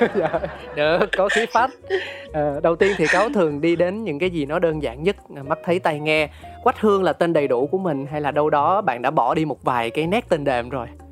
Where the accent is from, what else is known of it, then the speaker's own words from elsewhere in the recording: Ho Chi Minh City, Vietnam; tôi sinh ra và lớn lên tại thành phố Hồ Chí Minh